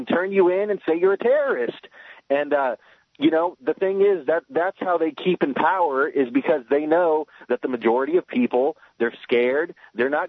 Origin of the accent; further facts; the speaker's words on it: United States; I'm an American myself, and I could tell you, I live here, I work here, I was raised here